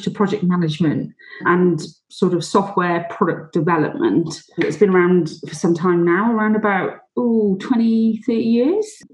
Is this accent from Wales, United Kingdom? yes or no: yes; Welsh, Wales, United Kingdom; being Welsh